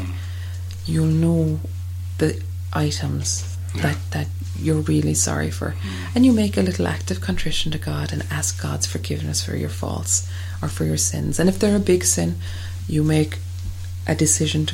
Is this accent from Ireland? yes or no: yes; Ireland; as Irish people